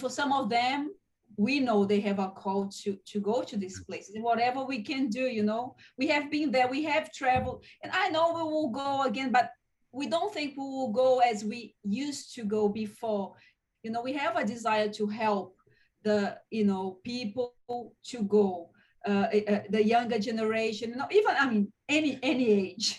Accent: Fortaleza, Ceará, Brazil; English is a second language; moved away as an adult; also born or lived in London, United Kingdom; now in Campina Grande, Brazil; I grew up in Fortaleza

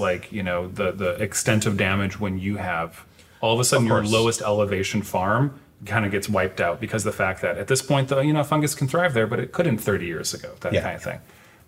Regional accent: South Central Wisconsin, United States; now in Seattle, United States; I grew up in South Central Wisconsin.

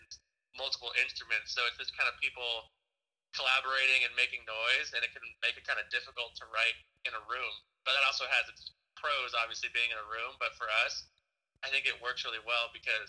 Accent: Southern California, United States; growing up in Southern California

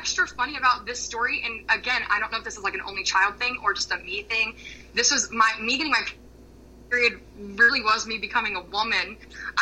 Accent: Florida, United States; growing up in Florida

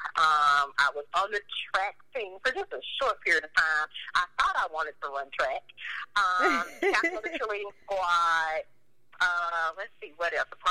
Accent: Memphis, Tennessee, United States; I grew up in East Memphis, proud graduate of Kirby High School, class of 01.

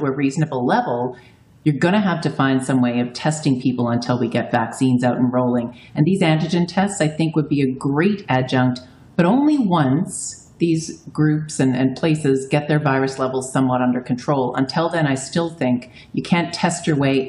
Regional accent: Newfoundland and Labrador, Canada; moved away; I'm a Newfoundlander

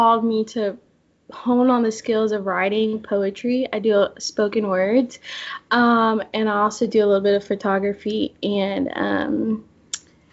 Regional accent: Memphis, Tennessee, United States; also born or lived in Jackson; I grew up in Memphis, and then I moved away for about 2 years, not far, to Jackson.

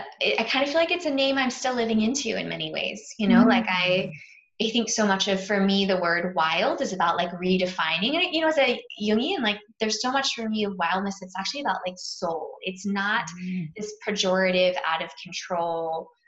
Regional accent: Virginia, United States; born there; where I was born in Virginia and then made my way across the US.

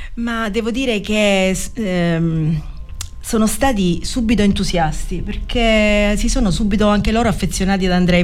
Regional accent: Mandanici, Sicily, Italy; Quando siamo arrivati a Mandanici era estate, era il 14 agosto eh, il mio paese d'estate è, la piazza è pienissima di gente

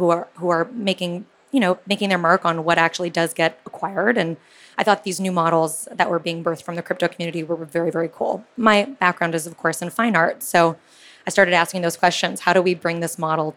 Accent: California, United States; I grew up in California, went to school in the Silicon Valley

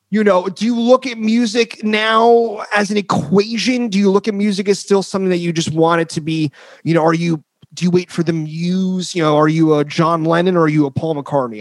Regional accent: New Jersey, United States; moved away as an adult; also born or lived in Queens, New York; now in San Francisco, United States; we were raised where they filmed the Sopranos

